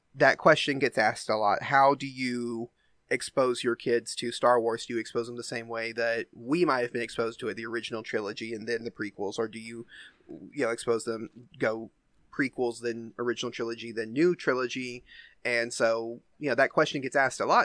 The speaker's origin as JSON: {"language": "English", "area": "the South", "region": "Southern United States", "country": "United States", "accent": "Southern", "said": "I don't think I have a super strong Southern accent, but every once in a while, certain words, you know, will come through"}